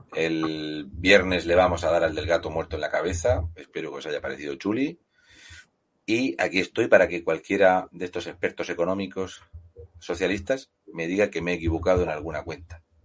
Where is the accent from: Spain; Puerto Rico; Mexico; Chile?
Spain; somos españoles